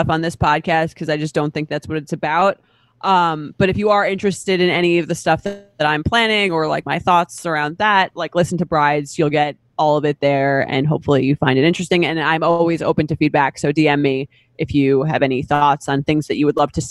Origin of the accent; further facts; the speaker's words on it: Long Island, New York, United States; That's my hometown.